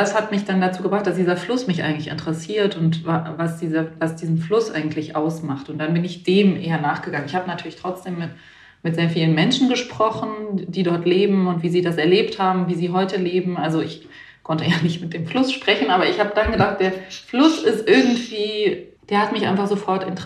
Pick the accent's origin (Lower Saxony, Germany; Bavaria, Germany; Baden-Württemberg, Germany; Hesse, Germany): Baden-Württemberg, Germany; now in Berlin, Germany